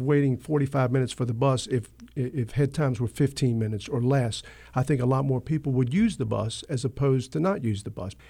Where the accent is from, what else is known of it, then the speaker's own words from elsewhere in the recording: Wilmington, North Carolina, United States; this is my hometown. This is the city I grew up